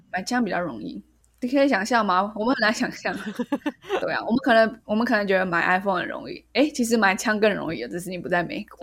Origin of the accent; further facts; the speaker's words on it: Taiwan; 身为一个台湾人